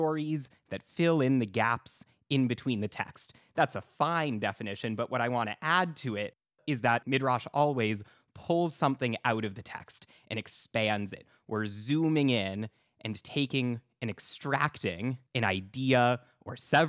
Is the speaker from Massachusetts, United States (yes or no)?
yes; Boston, Massachusetts, United States; my hometown of Boston, Massachusetts